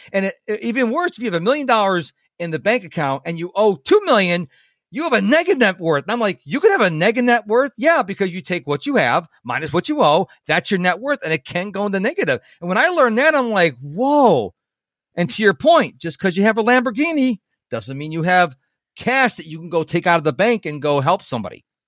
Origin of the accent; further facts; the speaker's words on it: Rochester, New York, United States; now in the South, United States; I'm originally from Rochester, New York.